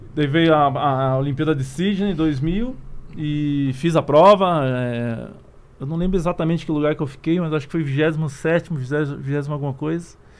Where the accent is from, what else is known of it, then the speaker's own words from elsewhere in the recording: Curitiba, Paraná, Brazil; moved away as an adult; now in Campinas, Brazil; Sou natural de Curitiba, né? Hoje moro em Campinas, São Paulo, mas minha carreira inteira foi em Curitiba